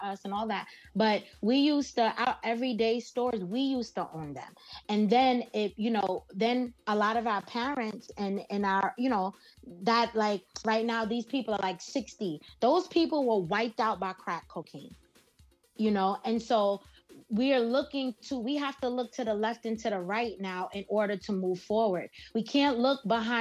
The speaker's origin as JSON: {"language": "English", "town": "New York City", "region": "New York", "country": "United States", "tie": "born or raised there", "said": "I was born and raised here in New York"}